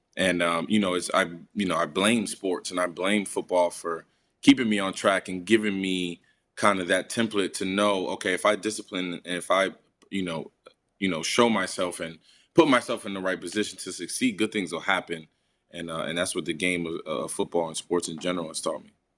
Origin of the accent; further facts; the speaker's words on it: Paterson, New Jersey, United States; my neighborhood, for my hometown